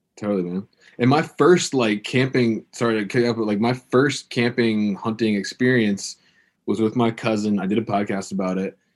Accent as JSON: {"language": "English", "town": "Virginia Beach", "region": "Virginia", "country": "United States", "tie": "born or raised there", "said": "in my hometown, there's a organization called the Christian Broadcasting Network"}